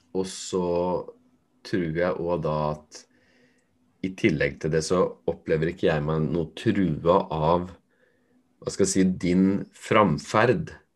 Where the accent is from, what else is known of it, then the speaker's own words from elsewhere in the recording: Fredrikstad, Østfold, Norway; der jeg kommer fra, som er fra Torp